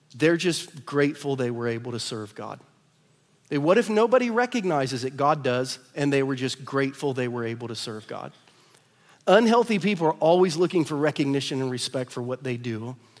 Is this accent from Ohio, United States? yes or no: yes; Ohio, United States; now in Lee's Summit, United States; I'm from Ohio